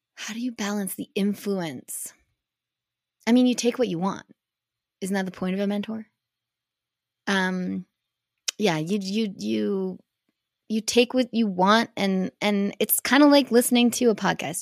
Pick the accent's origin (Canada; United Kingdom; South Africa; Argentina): Canada; also born or lived in United States; representing Canada at, like, World Cups and World Championships and just being Canadian